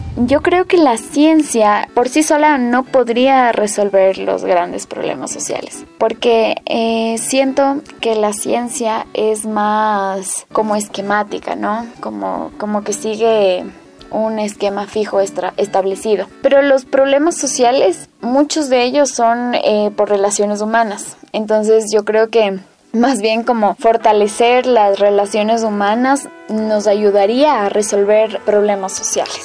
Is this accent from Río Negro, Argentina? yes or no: yes; El Bolsón, Río Negro, Argentina; now in Avellaneda, Argentina; soy nacida en el Bolsón, Río Negro, actualmente estoy viviendo en Avellaneda